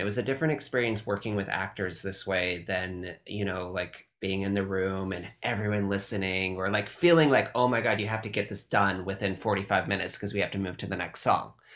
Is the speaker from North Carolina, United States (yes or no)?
no; California, United States; I'm very Californian